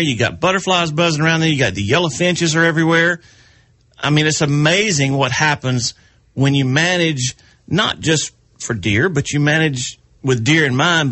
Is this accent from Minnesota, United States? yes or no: no; South Carolina, United States; as a kid growing up in South Carolina